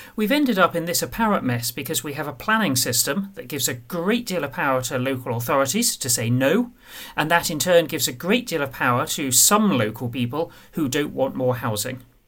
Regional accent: Medway, South East England, United Kingdom; I grew up in Medway

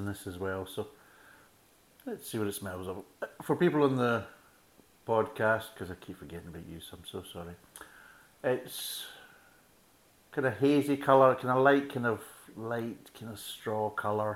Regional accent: Scotland, United Kingdom; me being a Scotsman

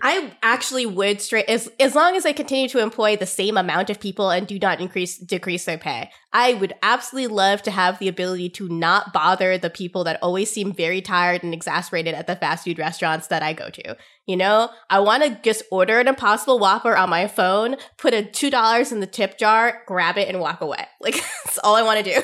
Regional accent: United States; as an Indian American growing up

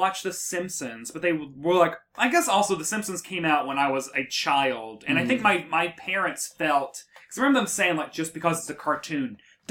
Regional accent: the South, United States; because I'm from the South and we are anti-intellectual

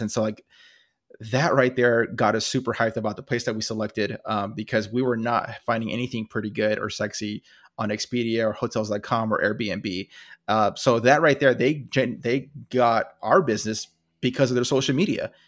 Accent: California, United States; I'm from California

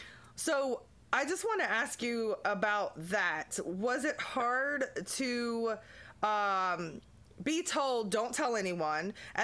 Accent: Honolulu, Hawaii, United States; born there; Yeah. I was born in Honolulu.

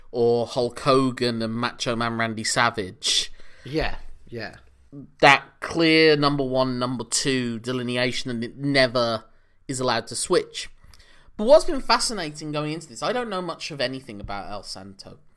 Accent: United Kingdom; first language English; as two British males

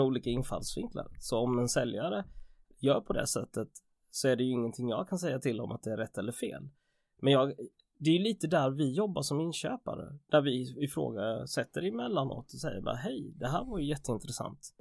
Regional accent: Jönköping, Jönköping County, Sweden; moved away as an adult; also born or lived in England / Piteå; Jag är ju från Jönköpingsbro från början

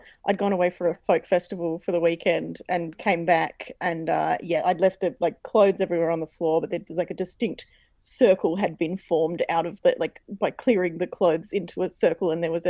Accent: Fremantle, Western Australia, Australia; born there; born in Fremantle, so I was born there. I'm allowed to say whatever I like about it.

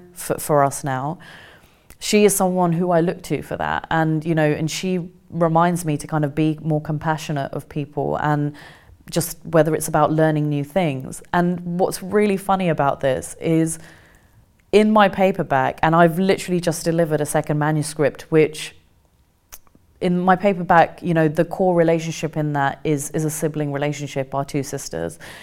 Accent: Kent, South East England, United Kingdom; also born or lived in India; when we came back to England, we, we grew up in Kent

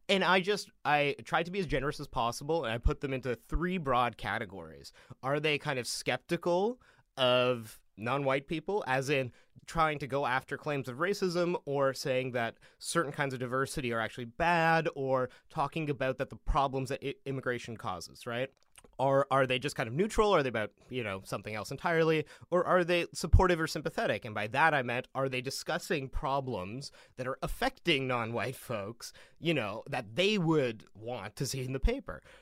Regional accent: Vancouver, British Columbia, Canada; I grew up in the Punjabi Sikh community in Vancouver, or, like, outside of Vancouver in the suburbs.

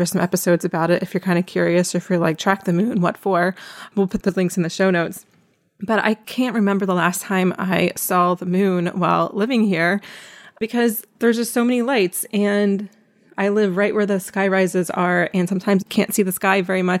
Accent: East Coast, United States; now in Philadelphia, United States; My husband's from here, but I used to live in DC and I'm from the East Coast.

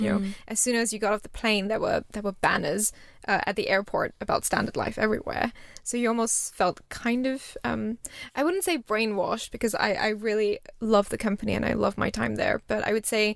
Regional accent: Singapore; moved away as an adult; also born or lived in India / Edinburgh; now in London, United Kingdom; having been brought up in Singapore

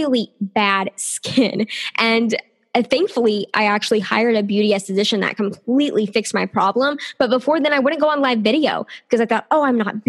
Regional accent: the South, United States; I am from the South here in the States

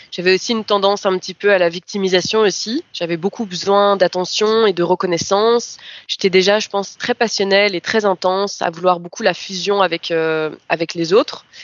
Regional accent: France; also born or lived in Brazil; now in Belgium; j'ai vécu au Brésil quelques années et que je suis française à la base. Euh, je suis ensuite revenue en Belgique

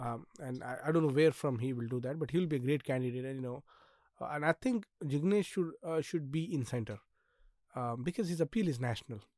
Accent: Nanded, Maharashtra, India; I come from Nanded, which is on the border

